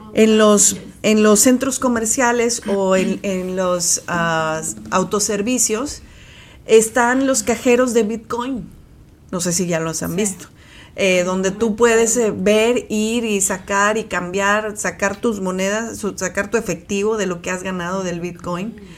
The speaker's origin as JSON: {"language": "Spanish", "country": "Mexico", "said": "nosotros como mexicanos"}